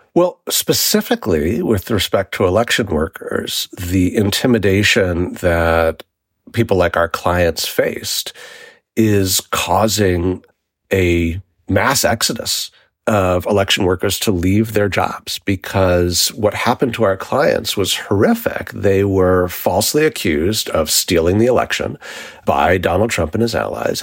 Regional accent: New York City, New York, United States; I grew up in New York City in the 1980s

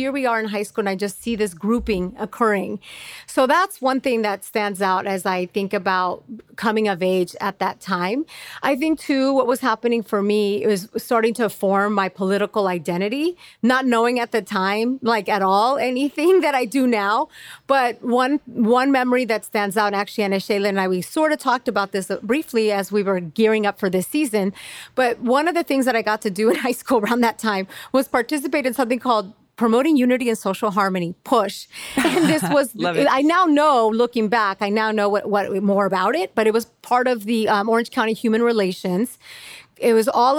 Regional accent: Mexico; moved away; even though I'm an immigrant, even though I come from Mexico

